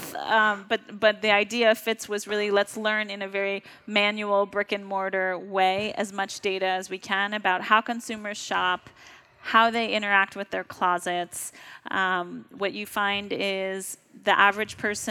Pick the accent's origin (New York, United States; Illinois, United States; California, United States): New York, United States; I'm a New Yorker